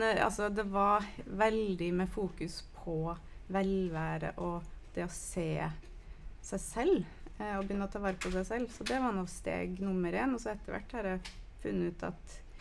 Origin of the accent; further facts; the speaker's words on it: United States; now in Norway; nå er jeg fra USA